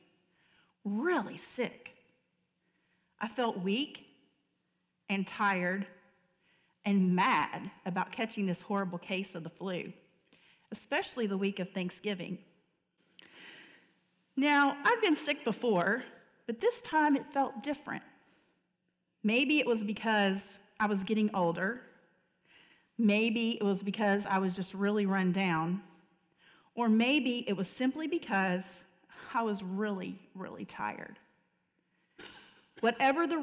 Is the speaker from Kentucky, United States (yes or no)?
yes; Murray, Kentucky, United States; I grew up in Murray, Kentucky